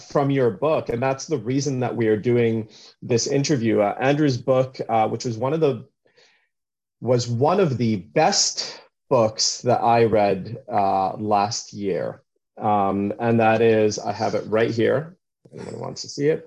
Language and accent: English; Canada; also born or lived in Vancouver; I'm Canadian as well